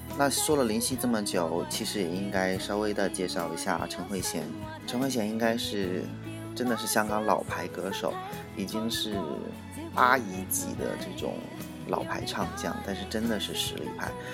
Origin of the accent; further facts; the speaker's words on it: China; 尤其像我们内地人，在学粤语的时候